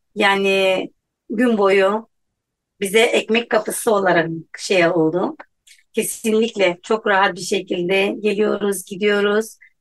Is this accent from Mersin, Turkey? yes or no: no; Hatay, Turkey; Hataylıyım birebir depremi yaşadım ve buradayım